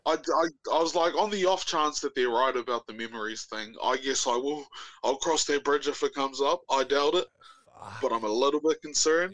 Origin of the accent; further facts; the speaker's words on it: New Zealand; now in Auckland, New Zealand; moved to Auckland. So, I'm not from Auckland